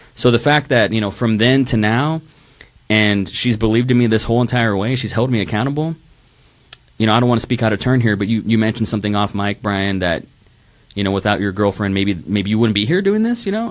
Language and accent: English; Rio Grande Valley, Texas, United States; moved away; also born or lived in Tulsa, Oklahoma / Dallas, Texas; I was born in Tulsa, Oklahoma. Um, moved to Dallas for about a year and then moved to the Rio Grande Valley